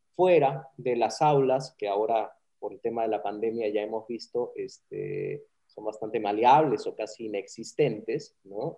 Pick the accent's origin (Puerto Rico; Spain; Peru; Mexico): Peru